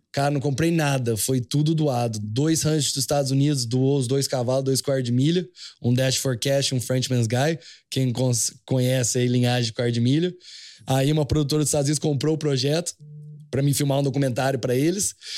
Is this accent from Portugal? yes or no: no; Espírito Santo do Pinhal, São Paulo, Brazil; moved away; also born or lived in Canada; eu nasci aqui no Brasil, que nem você falou, no interior de São Paulo, Espírito Santo do Pinhal